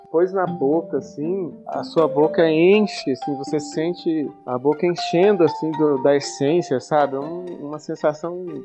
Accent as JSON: {"language": "Portuguese", "town": "Brasília", "region": "Federal District", "country": "Brazil", "tie": "born or raised there", "said": "Quando eu era criança aqui em Brasília"}